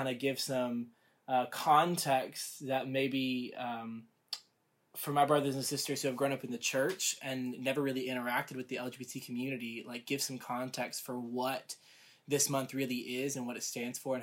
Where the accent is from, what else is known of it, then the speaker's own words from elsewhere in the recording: the South, United States; also born or lived in Rome, Georgia; I grew up in the South in a very conservative home environment.